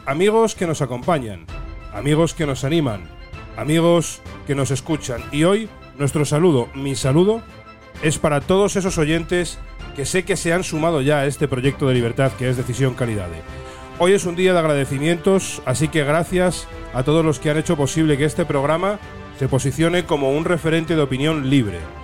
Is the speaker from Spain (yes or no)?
yes; Ferrol, Galicia, Spain; yo soy oriundo de El Ferrol